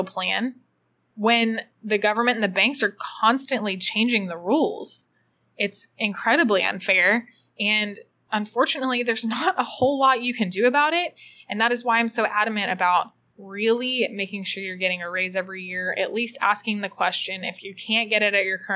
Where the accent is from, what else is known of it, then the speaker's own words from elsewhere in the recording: United States; now in El Salvador; as an American and a U.S. citizen